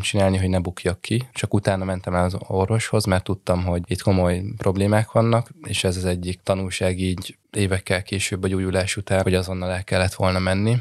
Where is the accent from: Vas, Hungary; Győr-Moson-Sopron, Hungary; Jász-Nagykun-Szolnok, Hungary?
Jász-Nagykun-Szolnok, Hungary; Rákóczifalva; moved away; also born or lived in Budapest; Rákóczi falváról egy kis faluról származom